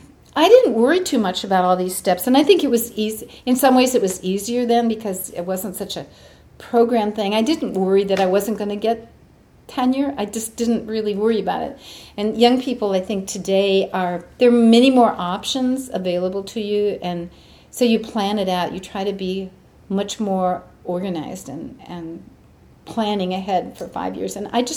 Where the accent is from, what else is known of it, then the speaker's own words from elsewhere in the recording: England, United Kingdom; moved away as an adult; now in San Diego, United States; And we came from England to San Diego, which was a brand new university at that time.